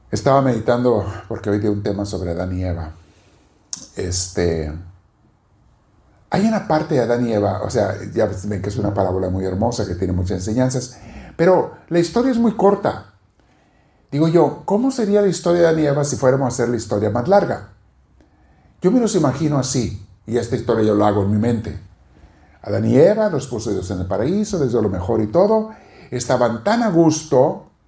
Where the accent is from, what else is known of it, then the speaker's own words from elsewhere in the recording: Mexico; now in Los Angeles, United States; el cambio de venir de México a la comida, digo, ¿por qué no me vine antes?